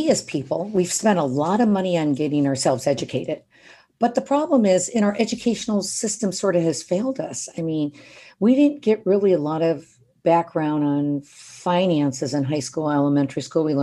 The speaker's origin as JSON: {"language": "English", "town": "Detroit", "region": "Michigan", "country": "United States", "moved": "as an adult", "said": "I mean, I came out here from Detroit 35 years ago and I started with 50 bucks a month."}